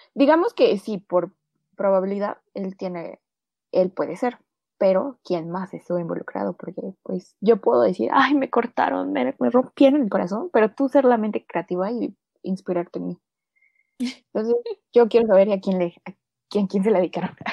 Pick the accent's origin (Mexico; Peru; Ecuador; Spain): Mexico; Mexico City; la Ciudad de México, mi ciudad natal